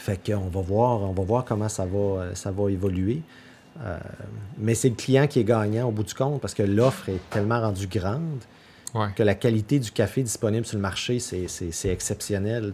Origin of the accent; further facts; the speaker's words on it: north side of the Gaspé Peninsula, Quebec, Canada; je viens pas d'ici. Moi, je viens du côté nord de la Gaspésie.